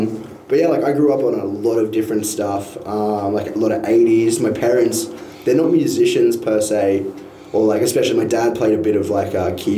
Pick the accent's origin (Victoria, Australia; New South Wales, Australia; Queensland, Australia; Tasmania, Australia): Queensland, Australia; North; moved away as an adult; also born or lived in Townsville; now in Brisbane, Australia; I'm from North Queensland, so country's ingrained in me from a kid.